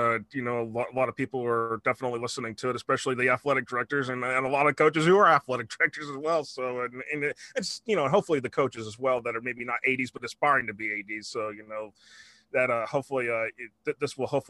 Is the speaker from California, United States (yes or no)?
no; Jacksonville, Florida, United States; now in Gainesville, United States; I was born in Jacksonville. That's where I was born at. So, I've been North Florida all my life pretty much